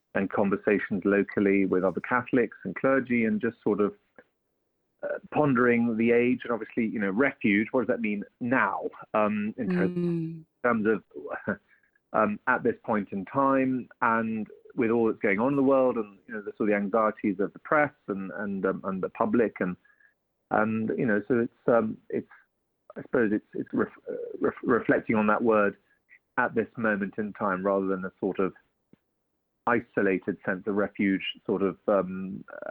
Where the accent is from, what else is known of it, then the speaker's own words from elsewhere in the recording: Walsingham, East of England, United Kingdom; I'm calling from North Norfolk. I'm from Walsingham, actually.